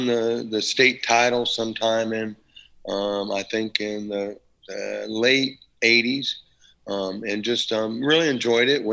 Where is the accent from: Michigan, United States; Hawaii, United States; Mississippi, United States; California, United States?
California, United States; Salinas; also born or lived in Carmel, California / North Carolina; now in Ocala, United States; I was born in Salinas, California